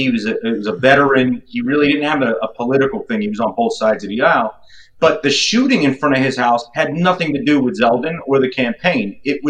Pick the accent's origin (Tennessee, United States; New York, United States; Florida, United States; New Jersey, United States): New York, United States; moved away; it shames me as a New Yorker, former New Yorker